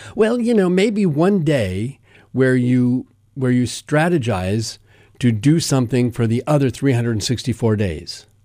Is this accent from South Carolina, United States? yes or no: no; Denver, Colorado, United States; when I was a kid growing up in Denver.